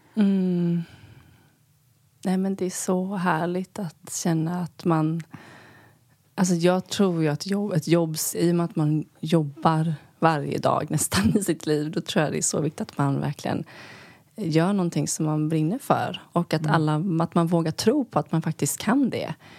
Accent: Sweden; moved away as an adult; also born or lived in New York, United States; vara hemma i Sverige

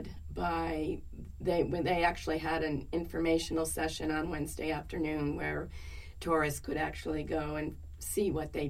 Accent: Manchester, Connecticut, United States; also born or lived in Hartford, Connecticut / Belmont, Massachusetts / Boston; now in New York, United States; We moved to Manchester, Connecticut when I was very young, probably a year or so

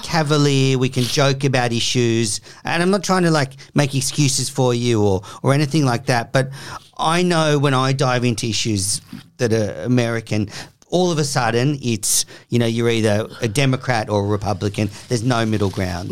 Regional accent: Australia; as an Australian

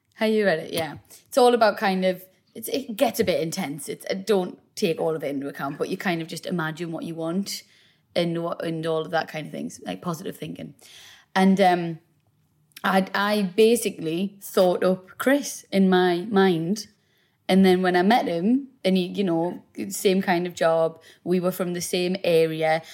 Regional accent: South Shields, North East England, United Kingdom; we're both from South Shields. We both um, grew up there, obviously.

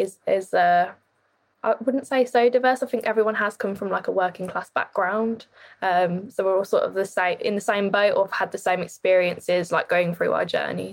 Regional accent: Birmingham, West Midlands, United Kingdom; I'm from Birmingham.

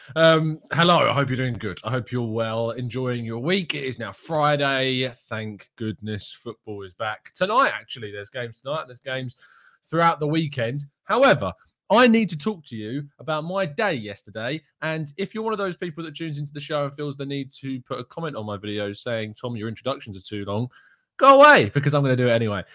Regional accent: England, United Kingdom; being English through and through

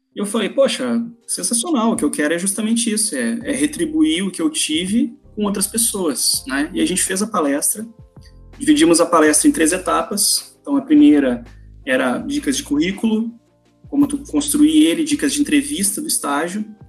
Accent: Porto Alegre, Rio Grande do Sul, Brazil; minha opção era a faculdade federal em Porto Alegre, eu sou de Porto Alegre

